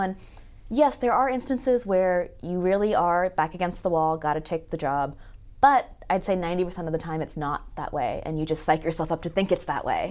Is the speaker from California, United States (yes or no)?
yes; Los Angeles, California, United States; I grew up in Los Angeles where it's a pretty big melting pot.